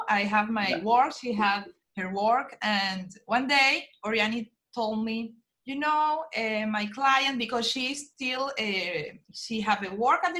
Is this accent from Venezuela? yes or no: yes; Venezuela; now in Aruba; And yeah, we are from Venezuela.